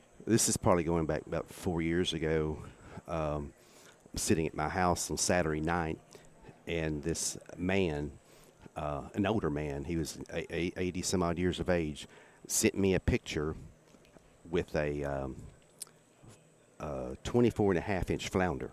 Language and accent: English; East Texas, United States; I grew up in East Texas